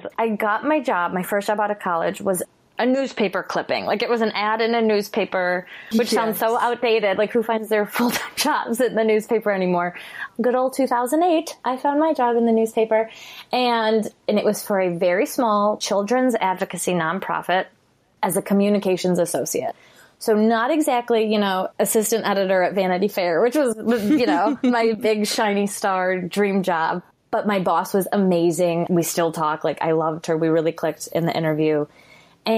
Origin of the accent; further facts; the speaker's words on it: Chicago, Illinois, United States; I'm from Chicago